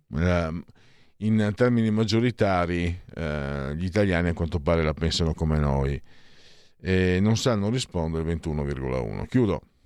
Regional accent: Friuli-Venezia Giulia, Italy; vengo dal Friuli

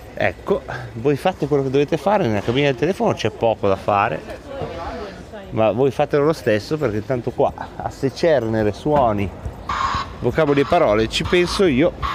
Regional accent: province of Varese, Lombardy, Italy; dalle nostre parti della provincia di Varese

